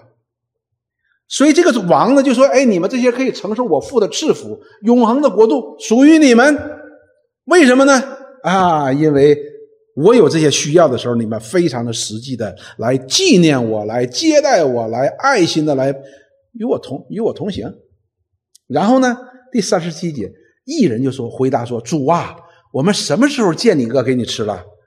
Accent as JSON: {"language": "Chinese", "country": "China", "said": "我们中国人"}